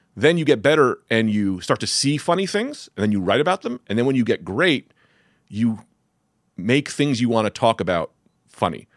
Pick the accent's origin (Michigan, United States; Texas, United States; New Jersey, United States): New Jersey, United States; Newark; I was raised in Newark